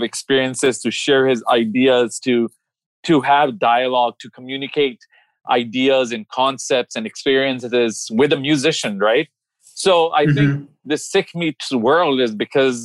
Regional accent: Dubai, United Arab Emirates; also born or lived in Bombay, India / New Delhi, India; now in Maryland, United States; I was born in Bombay. I moved to New Delhi when I was a little kid. Age 3, we moved to Dubai. We were raised in Dubai. Gulf War happened. We came over here.

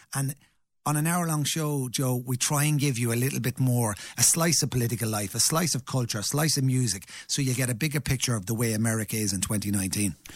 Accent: Ireland; we're Irish

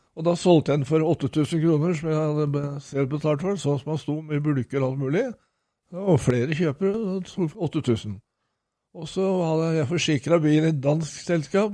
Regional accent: Norway; also born or lived in Nesbru; kom jeg hjem til Norge

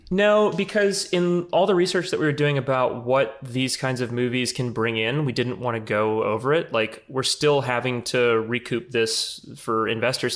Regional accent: New Orleans, Louisiana, United States; I'm from New Orleans

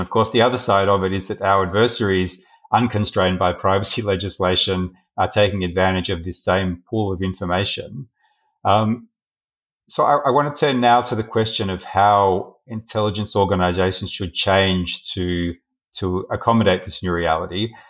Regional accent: Australia; as an Australian citizen living in a liberal democracy

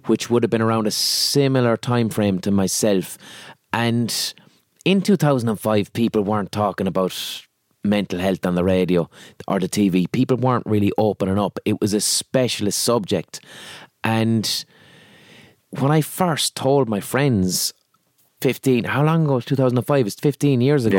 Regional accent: Limerick, Munster, Ireland; accent: Limerick; I'm from Limerick City

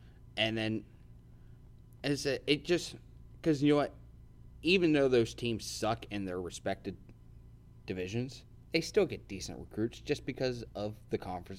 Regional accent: Wisconsin, United States; moved away; I'm originally from Wisconsin.

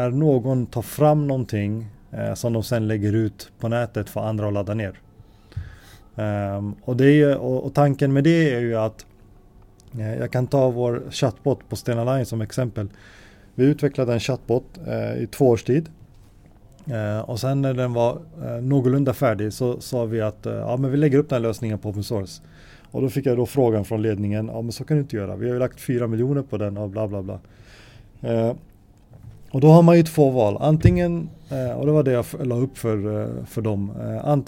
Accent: Alby, Stockholm County, Sweden; also born or lived in Gothenburg; Ja, så jag är född i Göteborg. Sen när jag var tre eller fyra så flyttade vi till Stockholm. Eh, bodde i en förort i Alby Uh, eh, och där bodde jag ända fram till uh, gymnasiets slut.

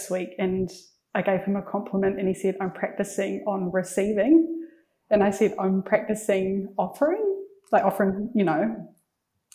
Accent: Waikato, New Zealand; I grew up in Tokumarin, so it's in the heart of the King Country, really small town

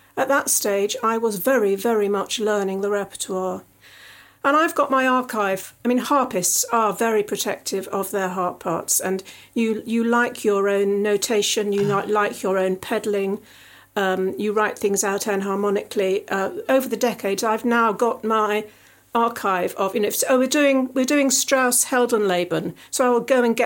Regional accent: Surrey, South East England, United Kingdom; accent: Surrey; my Surrey accent

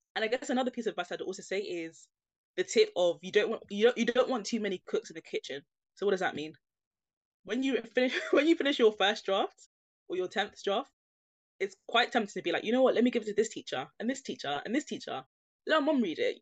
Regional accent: London, United Kingdom; I grew up in East London. I mentioned having Nigerian parents

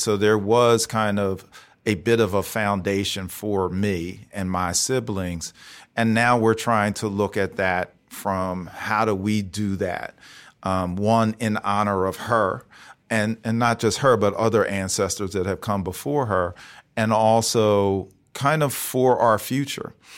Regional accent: Philadelphia, Pennsylvania, United States; moved away as an adult; also born or lived in Chicago / St. Louis / Washington, D.C.; born and raised in Philly, but I spent a lot of time out of Philly too

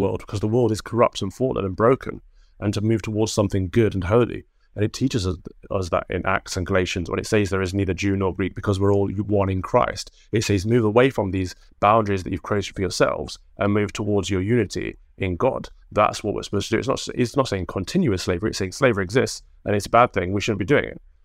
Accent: Mansfield, East Midlands, United Kingdom; Mansfield, where I grew up, it's, it's a fairly big town as far as towns go

